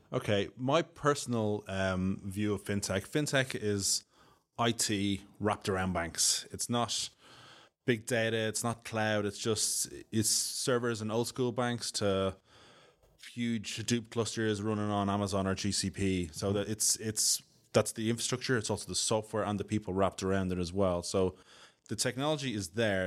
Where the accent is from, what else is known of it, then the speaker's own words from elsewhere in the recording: Dublin, Leinster, Ireland; accent: Irish; moved away as an adult; now in United Kingdom; my accent, I'm Irish, I'm from Dublin, um, living in the U K about fifteen years